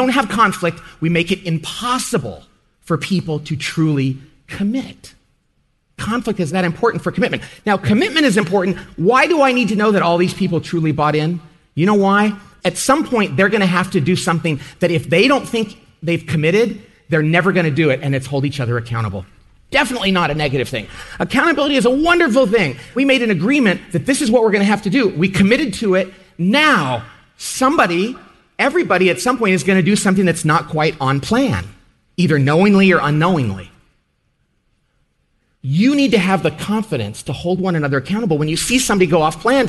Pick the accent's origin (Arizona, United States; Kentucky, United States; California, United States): California, United States; But since I'm from California